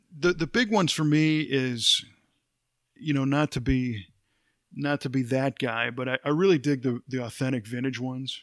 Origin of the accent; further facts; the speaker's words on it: Chicago, Illinois, United States; I grew up in the Chicago area